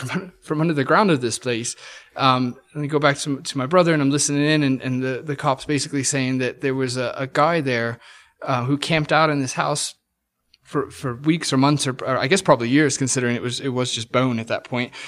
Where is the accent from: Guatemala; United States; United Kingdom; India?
United Kingdom; England; moved away; growing up in England